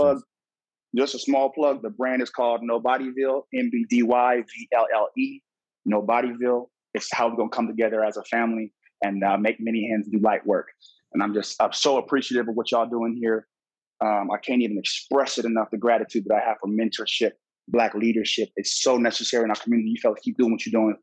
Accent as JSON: {"language": "English", "town": "Los Angeles", "region": "California", "country": "United States", "said": "I'm from Cali, baby boy. Come on, man. It's LA all day."}